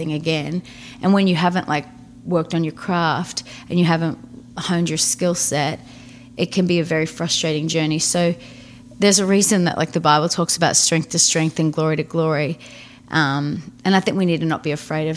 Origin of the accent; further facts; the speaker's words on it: northeast Victoria, Australia; now in Nashville, United States; I grew up in a really small town of 3,000 people. 3,600 people, and it was like just a tiny little city, like tiny little town in the northeast of Victoria, which is kind of about 3 hours from Melbourne